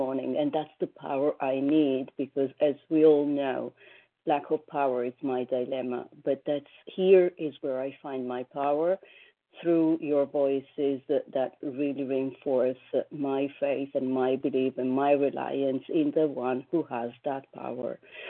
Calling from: New York, United States; I'm calling from New York

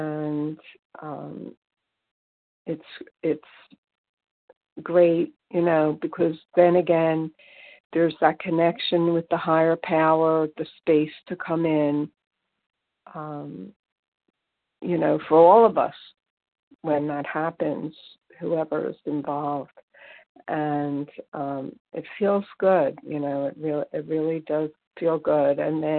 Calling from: Pennsylvania, United States; from Pennsylvania.

